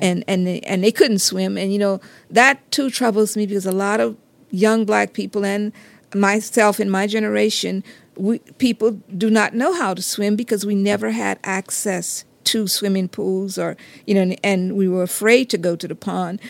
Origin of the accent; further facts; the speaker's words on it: Geismar, Louisiana, United States; in my community, I'm from Geismar